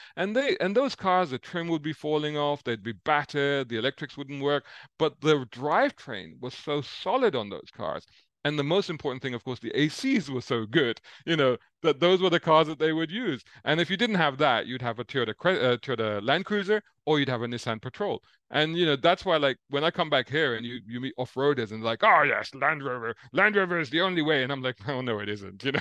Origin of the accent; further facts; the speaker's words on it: London, United Kingdom; also born or lived in Saudi Arabia; I grew up seventies, eighties in central London